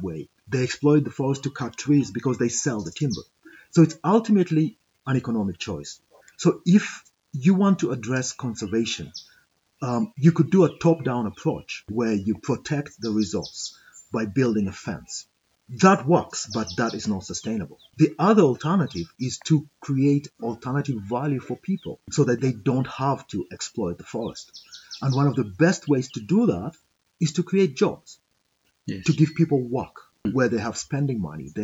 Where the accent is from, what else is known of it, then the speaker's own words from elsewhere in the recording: Kakamega, Kakamega County, Kenya; also born or lived in Nairobi; I grew up in Kakamega. I was born in Nairobi, but I grew up here in Kakamega. So this is home.